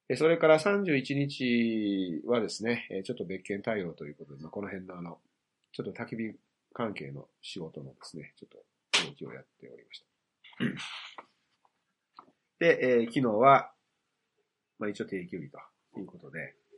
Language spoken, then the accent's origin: Japanese; Hiroshima, Japan; 僕の出身が広島だ